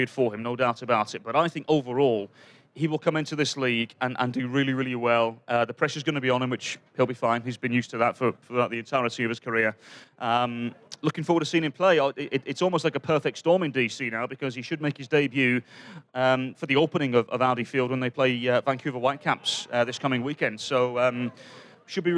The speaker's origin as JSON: {"language": "English", "region": "England", "country": "United Kingdom", "moved": "yes", "said": "being an Englishman"}